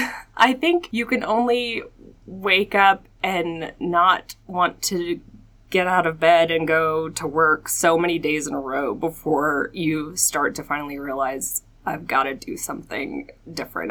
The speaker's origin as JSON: {"language": "English", "town": "Atlanta", "region": "Georgia", "country": "United States", "tie": "born or raised there", "also_born_or_lived": "Augusta, Georgia", "moved": "as an adult", "lives_now": "Colorado Springs, United States", "said": "I am from Atlanta, Georgia, born and raised"}